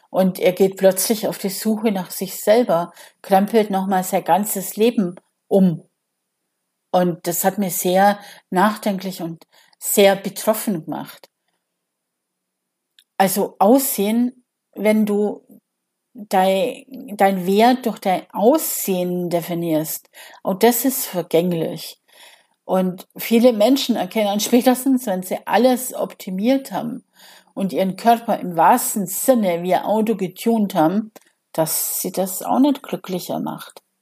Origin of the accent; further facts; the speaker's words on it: Bavaria, Germany; Also ich komme ja aus Bayern und er war natürlich der Held unserer Jugend damals mit Pop nach acht im Radio.